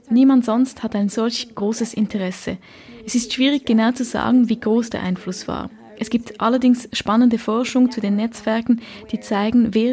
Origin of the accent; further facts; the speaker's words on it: Norway; born there; Ich bin in Norwegen geboren, wo die Erdölindustrie groß ist. Wir sehen sie oft, wenn ich nach Hause gehe, dann fliegt man über die Nordsee und sieht die große Ölplattformen draußen im Meer.